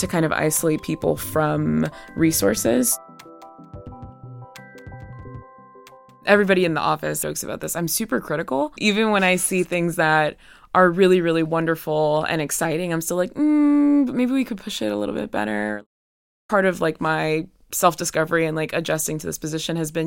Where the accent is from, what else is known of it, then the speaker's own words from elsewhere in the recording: the South, United States; moved away; I'm from the South